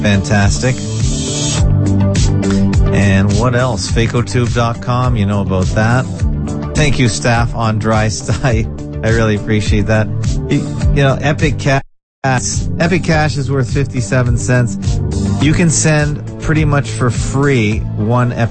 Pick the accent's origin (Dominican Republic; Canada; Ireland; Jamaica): Canada; I'm a Canadian though, just in name only